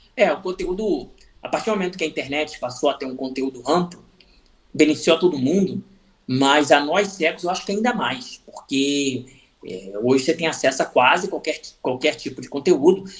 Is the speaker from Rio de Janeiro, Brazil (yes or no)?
yes; Rio de Janeiro, Brazil; a cidade onde eu nasci, o Rio de Janeiro